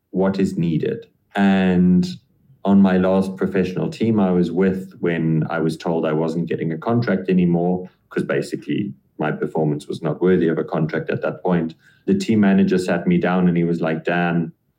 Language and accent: English; Namibia; moved away as an adult; also born or lived in Europe; Yes, I am a white man in Namibia.